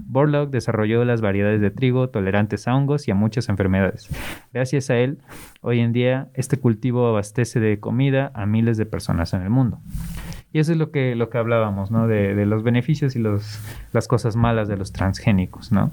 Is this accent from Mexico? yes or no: yes; Mexico City, Mexico; moved away; en Ciudad de México, eh, es de donde vengo y me dicen chilango